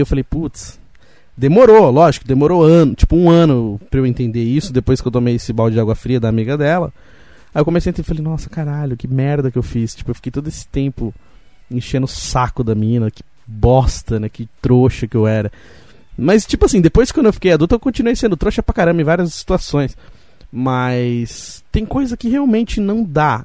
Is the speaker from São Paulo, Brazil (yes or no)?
yes; Roseira, São Paulo, Brazil; Eu, eu nasci em São Paulo, mas fui criado em Roseira. Então fiquei muito tempo aqui em Roseira, até os meus 17 anos